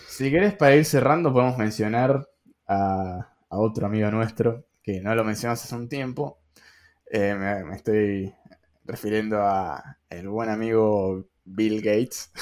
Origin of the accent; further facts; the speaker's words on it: Argentina; los que tenemos una moneda quizás no es tan fuerte